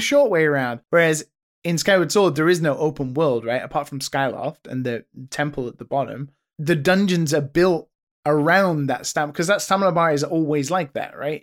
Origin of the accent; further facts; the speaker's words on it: United Kingdom; as a British person